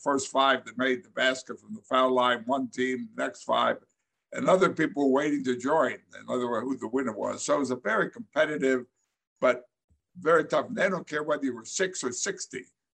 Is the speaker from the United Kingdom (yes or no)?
no; East Side, Schuylkill County, Pennsylvania, United States; moved away; I grew up on the East Side, and it was a great place to grow up.